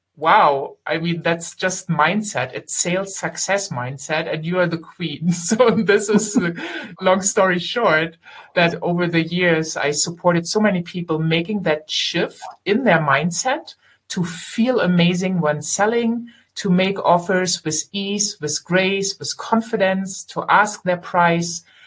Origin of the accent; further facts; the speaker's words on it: Germany; I am German. I grew up here and I live here